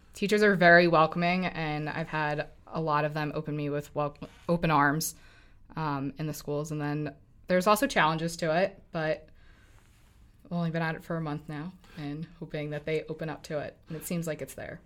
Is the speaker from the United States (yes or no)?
yes; Lancaster, Pennsylvania, United States; moved away; also born or lived in New York; I'm from Lancaster, Pennsylvania, originally from New York, but from Lancaster